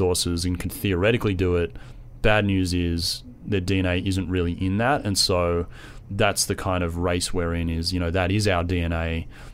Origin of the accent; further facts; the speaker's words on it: Australia; accent: Australian; also born or lived in San Diego, United States; now in New York, United States; I'm Australian, which it's a real subtle accent.